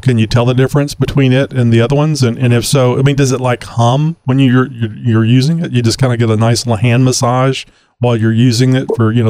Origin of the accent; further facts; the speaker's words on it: Austin, Texas, United States; I'm from the Austin area.